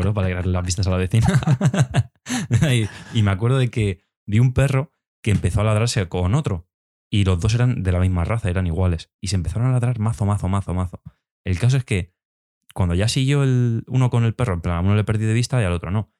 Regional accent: Spain; nosotros, por ejemplo, somos españoles, hablamos español

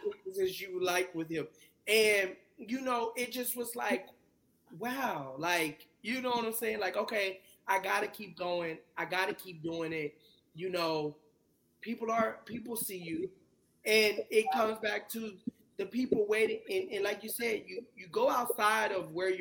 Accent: Texas, United States; also born or lived in California; I'm a Texas boy. I was born in California, raised in Texas

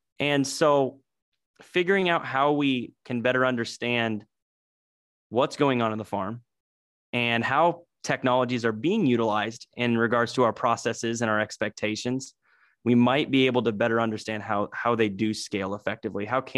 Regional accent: Oskaloosa, Iowa, United States; also born or lived in Kinston, North Carolina; I was born in Kinston, North Carolina, although my family is traditionally from the Midwest. My dad was working for J.C. Howard, so he went over there in the 90s for that opportunity, and we moved back to Iowa. So I was in Southeast Iowa over in Oskaloosa, Pella area.

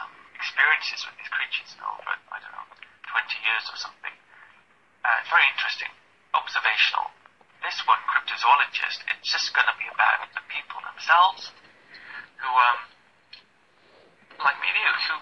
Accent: Wales, United Kingdom; now in London, United Kingdom; I'm from Wales originally, and from an Irish and English family. And, you know, growing up in Wales, people talk to each other

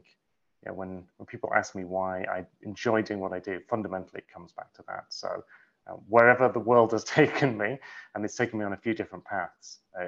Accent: United Kingdom; now in New York City, United States; No, not at all. I was raised in England. I've been in the States 12 years, 13 years? Yeah, I guess so. I sort of feel like I don't quite belong in any culture anymore. Like my American friends still say I sound like completely British

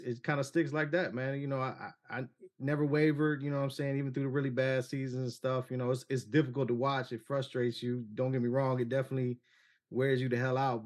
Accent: Cleveland, Ohio, United States; I'm born and raised in Cleveland

